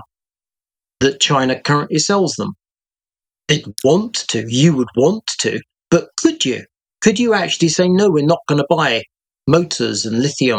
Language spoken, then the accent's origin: English; United Kingdom; I speak here as a Brit